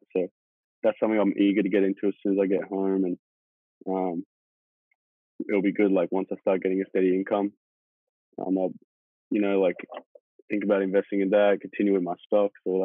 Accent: Australia; moved away as an adult; now in United States; I'm originally from Australia. I'm currently in college in America

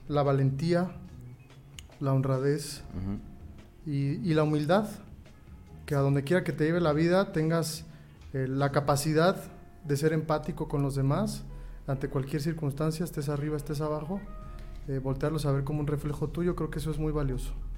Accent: La Piedad, Michoacán, Mexico; also born or lived in Morelia; soy originado aquí de La Piedad

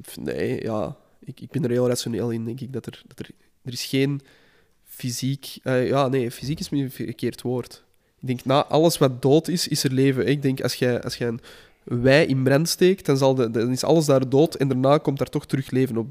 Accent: Flanders, Belgium

